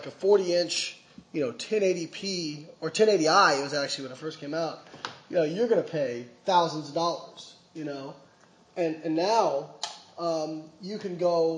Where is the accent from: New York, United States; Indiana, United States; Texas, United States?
Indiana, United States; Evansville; moved away; also born or lived in Florida; my hometown of Evansville